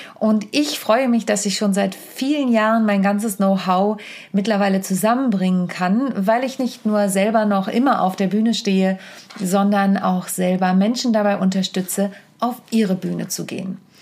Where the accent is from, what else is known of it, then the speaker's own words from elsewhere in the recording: Wittingen, Lower Saxony, Germany; in meiner Heimat in der Lüneburger Südheide in Wittingen